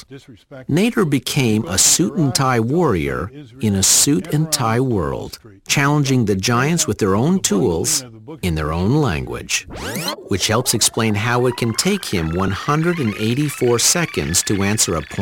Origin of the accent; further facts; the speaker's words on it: Flint, Michigan, United States; In my hometown of Flint, Michigan, General Motors closed the factories and put 30,000 people out of work.